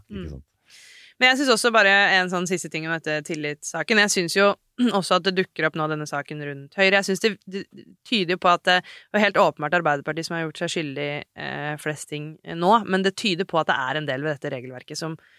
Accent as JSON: {"language": "Norwegian", "area": "Hadeland", "region": "Innlandet", "country": "Norway", "said": "Jeg kommer fra Hadeland"}